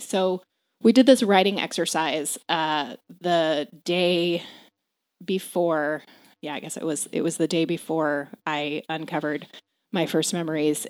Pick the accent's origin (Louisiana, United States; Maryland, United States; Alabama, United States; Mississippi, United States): Maryland, United States; also born or lived in Fargo, North Dakota; I grew up in Maryland.